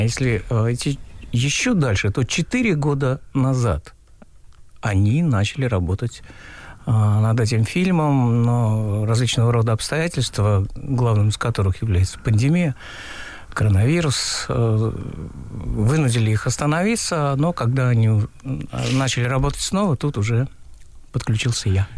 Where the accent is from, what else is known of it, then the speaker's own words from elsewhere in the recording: Uzbekistan; moved away as an adult; also born or lived in Tashkent; now in Russia; Я узбек. Я э, больше 30 лет живу в России